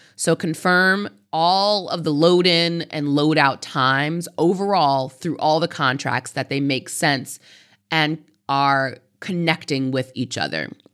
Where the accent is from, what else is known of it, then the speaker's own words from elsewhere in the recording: United States; I am an American